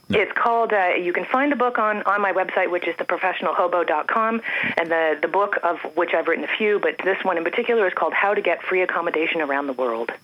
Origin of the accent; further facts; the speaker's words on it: Toronto, Ontario, Canada; moved away as an adult; also born or lived in Andes, South America; born and raised in Toronto